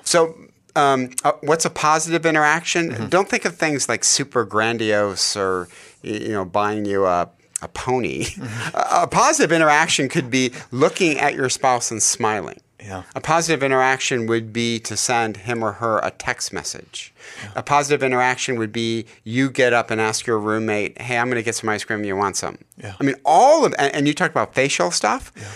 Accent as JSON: {"language": "English", "town": "Detroit", "region": "Michigan", "country": "United States", "said": "I'm from Hockeytown. We've won 11 Stanley Cups in Detroit, Michigan"}